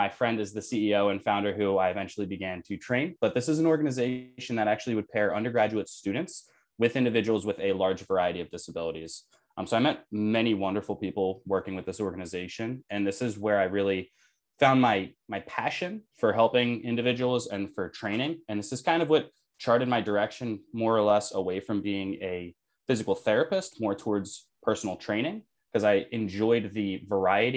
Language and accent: English; Delaware, United States; moved away as an adult; now in Philadelphia, United States; I am currently residing in Philadelphia. I was born and raised in Delaware.